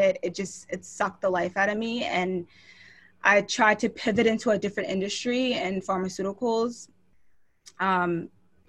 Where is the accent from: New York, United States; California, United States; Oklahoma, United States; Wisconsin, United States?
New York, United States; Long Island; now in Philadelphia, United States; I grew up in Long Island, New York